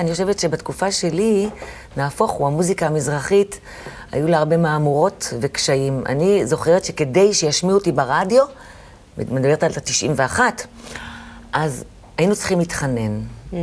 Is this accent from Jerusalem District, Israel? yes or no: yes; Jerusalem, Jerusalem District, Israel; now in Tel Aviv, Israel; אני ירושלמית במקור, אני אמנם גרה היום בתל אביב